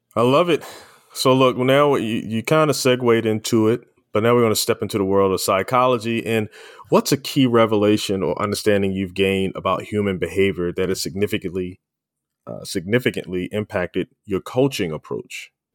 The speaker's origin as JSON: {"language": "English", "town": "Baltimore", "region": "Maryland", "country": "United States", "tie": "born or raised there", "said": "we grew up in Baltimore, Baltimore City"}